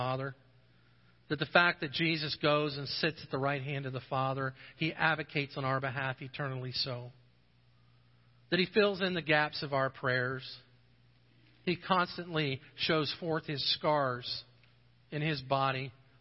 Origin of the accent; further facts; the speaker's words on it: United States; being an American.